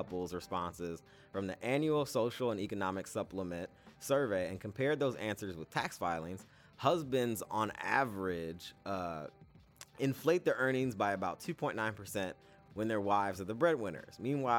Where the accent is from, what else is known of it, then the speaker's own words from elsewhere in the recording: California, United States; I'm from California.